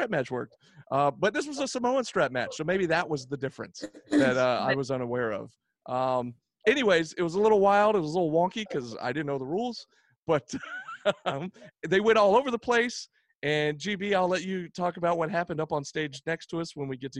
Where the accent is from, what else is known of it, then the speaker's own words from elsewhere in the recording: the South, United States; I got four sisters and I was raised in the South